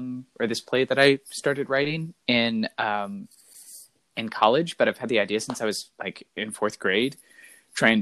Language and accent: English; Midwest, United States; growing up in the Midwest